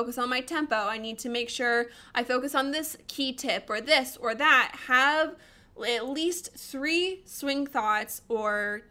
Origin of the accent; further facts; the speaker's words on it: Colorado, United States; I'm a Colorado girl. I grew up in Colorado